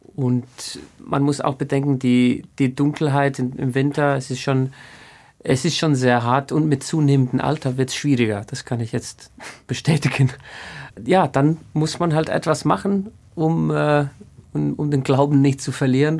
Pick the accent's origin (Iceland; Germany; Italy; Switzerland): Iceland; in Island gibt es, glaube ich, einen einzigen Knabenchor mhm. und der ist in Reykjavik und ich bin nicht in Reykjavik aufgewachsen